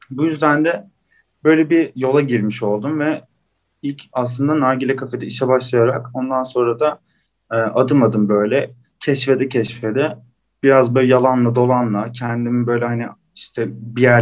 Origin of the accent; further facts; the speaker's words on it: Istanbul, Turkey; işte e, İstanbul doğumlu büyüme, işte doğma büyüme İstanbul diyor. E, 96 doğumluyum.